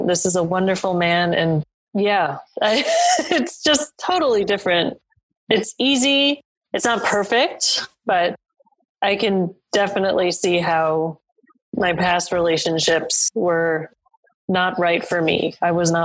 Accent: New York, United States; I'm being from New York myself

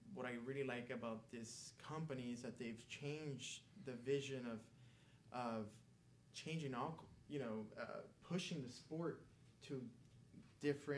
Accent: Miami, Florida, United States; first language Spanish; English is a second language; My first language is Spanish. And even though I was born in the U.S., grew up in Miami

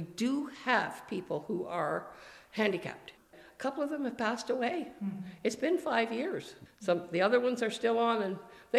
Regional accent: Downeyville, Ontario, Canada; we're from Downeyville.

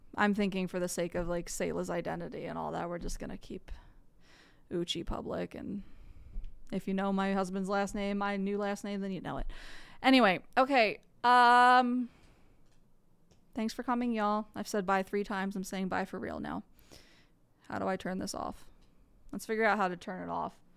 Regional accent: outside of Philadelphia, Pennsylvania, United States; now in Tennessee, United States; I live in Tennessee, but I am from outside of Philadelphia, Pennsylvania.

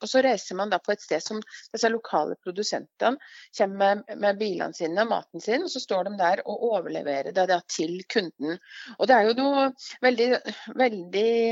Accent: Lillehammer, Innlandet, Norway; Jeg kommer fra Gard, ja. Men jeg bor ikke på Gard. Jeg bor i, bor i, byen.

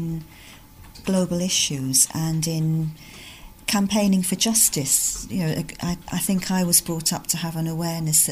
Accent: London, United Kingdom; now in North East England, United Kingdom; I'm originally from London, where I lived and was brought up in a multicultural community.

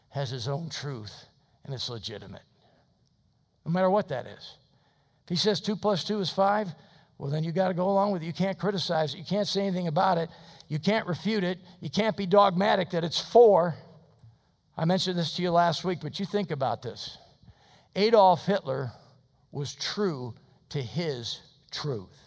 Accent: United States; I'm an American Christian.

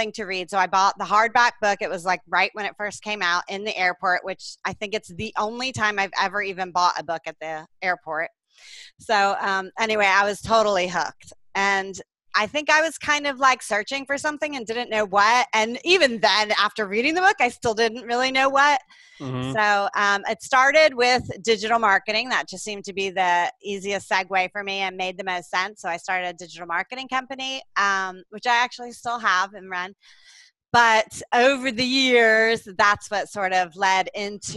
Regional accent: Atlanta, Georgia, United States; moved away as an adult; now in Panama City, Panama; I'm from Atlanta, Georgia.

